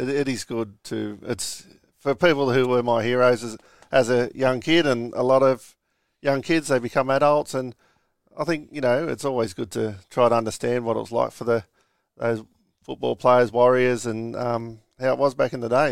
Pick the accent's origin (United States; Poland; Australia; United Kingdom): Australia; Moorebank, New South Wales; I'm from Moorbank. Um, yeah, just a normal childhood